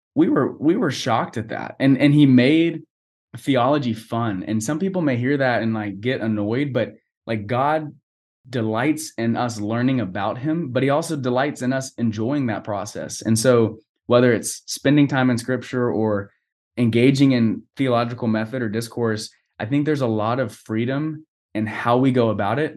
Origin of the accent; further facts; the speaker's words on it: Boerne, Texas, United States; now in College Station, United States; I was born and raised in Burney, Texas